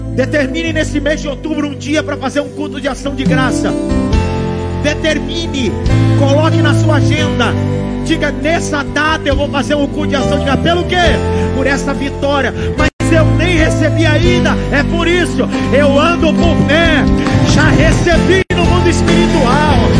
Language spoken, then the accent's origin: Portuguese; São Paulo, Brazil; also born or lived in Pernambuco; Eu, eu sou da Zona Leste. Dá para imaginar? Ó, o cara da ZL, pernambucano